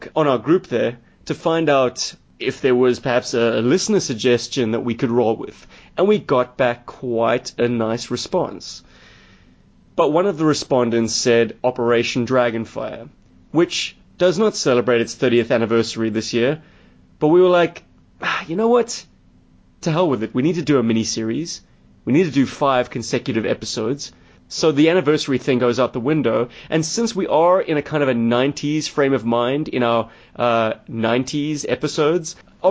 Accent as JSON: {"language": "English", "country": "South Africa", "said": "I'm a South African."}